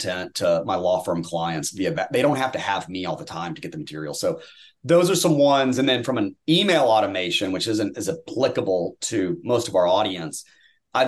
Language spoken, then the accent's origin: English; Tennessee, United States; now in Texas, United States; I grew up in Tennessee